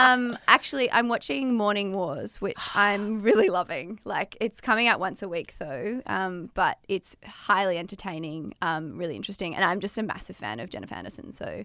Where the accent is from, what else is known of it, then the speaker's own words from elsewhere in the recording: Melbourne, Victoria, Australia; I grew up here in Melbourne.